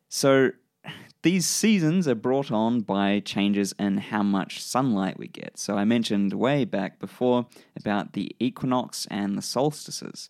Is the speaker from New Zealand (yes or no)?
yes; New Zealand; accent: New Zealand; my New Zealand accent